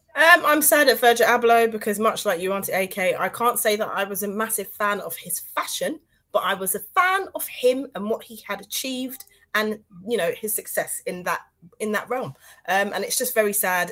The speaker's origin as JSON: {"language": "English", "country": "Grenada", "moved": "yes", "lives_now": "United Kingdom", "said": "I'm Grenadian"}